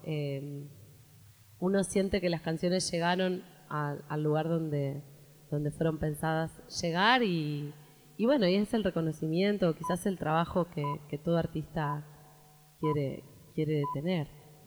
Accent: Santa Fe, Argentina; nos venimos de Santa Fe toda la familia

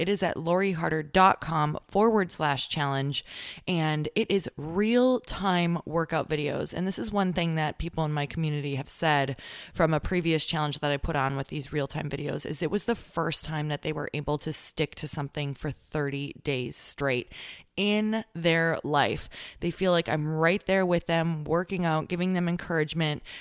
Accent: Midwest, United States; now in California, United States; I am from the Midwest

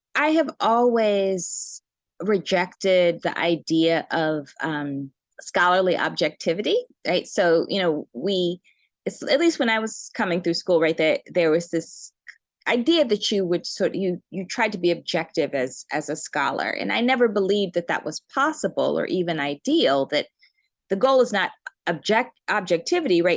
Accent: Cambridge, Massachusetts, United States; also born or lived in Birmingham, Alabama / Chicago; I was born in Alabama, but I was raised in Cambridge.

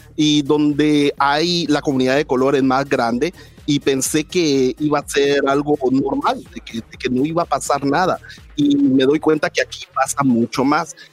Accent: Guatemala; now in United States; soy guatemalteco

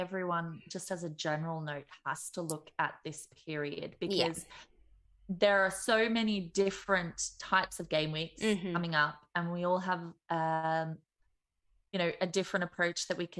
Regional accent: Melbourne, Victoria, Australia; now in Dublin, Ireland; I am from Melbourne, though living in not so sunny Dublin.

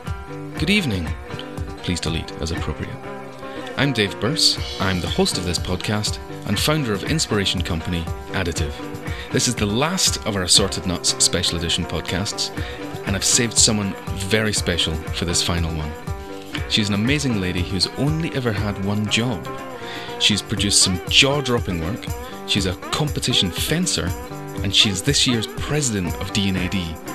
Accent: Glasgow, Scotland, United Kingdom; she's also from my hometown of Glasgow.

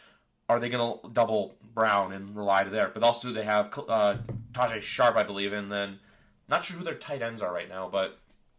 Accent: Canada; I'm Canadian.

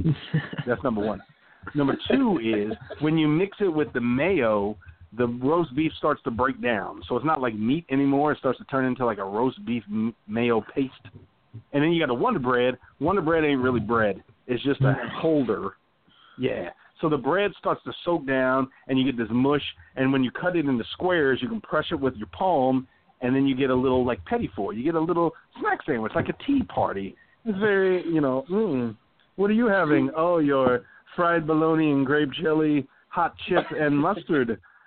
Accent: Texas, United States; I grew up in the South, right, from Texas, family from Louisiana.

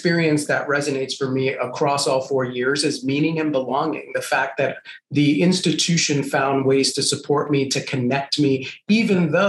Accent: New York City, New York, United States; also born or lived in Puerto Rico; I grew up in Puerto Rico and then migrated to the South Bronx, grew up in one of the most dangerous housing projects in the South Bronx in the 1980s

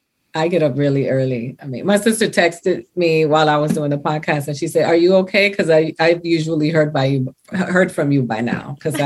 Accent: Miami, Florida, United States; moved away; also born or lived in New York; I grew up in Miami primarily. I lived in New York, but now I go to New York. New York is home for me too

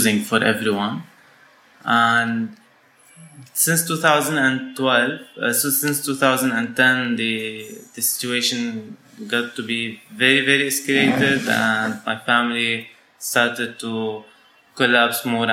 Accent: Syria; moved away as an adult; now in Lebanon; So I was born in Syria, and I grew up in Syria, and I studied my first my secondary school in Syria

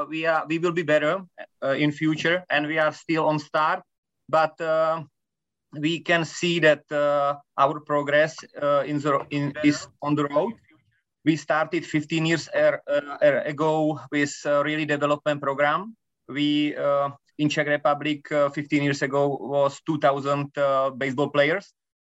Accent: Japan; English is a second language; I came from Japan and my friend Tomáš Ovesný came from Cuba

